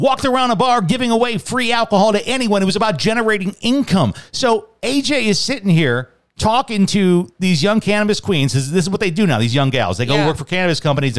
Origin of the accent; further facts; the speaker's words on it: Chicago, Illinois, United States; now in Tucson, United States; I grew up in Chicago, a lot of Catholic festivals and carnivals throughout the summer